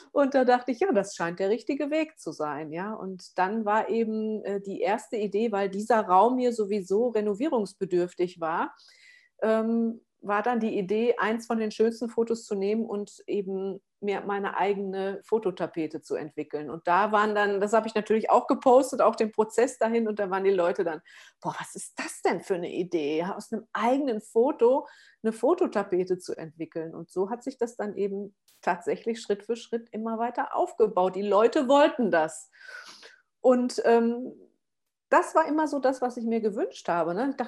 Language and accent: German; Essen, North Rhine-Westphalia, Germany; now in Allgäu, Germany; Ich komme aus dem Pott, ja, aus dem Ruhrgebiet. Ich bin aus der Großstadt, aus Essen hier ähm, aufs Land gezogen mit meiner Tochter zusammen und das war ja auch wie ein Kulturschock